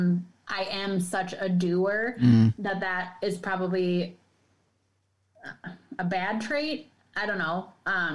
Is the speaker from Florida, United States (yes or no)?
no; Madison, Wisconsin, United States; I'm from Madison